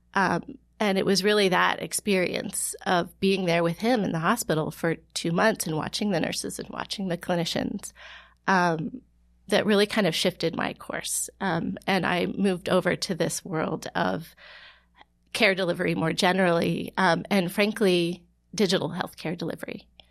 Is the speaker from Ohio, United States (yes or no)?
yes; Ohio, United States; moved away as an adult; also born or lived in Florida; now in New York, United States; I grew up in Ohio